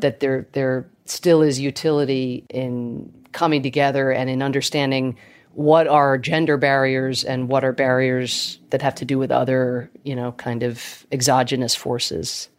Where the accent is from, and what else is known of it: Georgia, United States; born or raised there; accent: Irish; also born or lived in Ireland